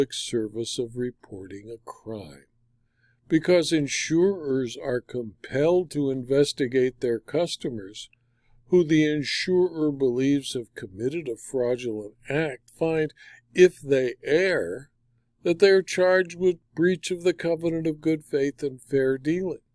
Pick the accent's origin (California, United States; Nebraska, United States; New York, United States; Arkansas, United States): California, United States; my home state of California